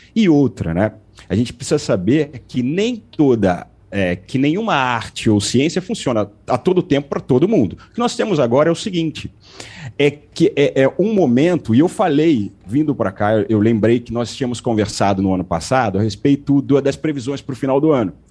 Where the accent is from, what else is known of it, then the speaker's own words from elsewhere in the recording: Rio de Janeiro, Brazil; Eu sou do Rio de Janeiro, estou no Rio agora.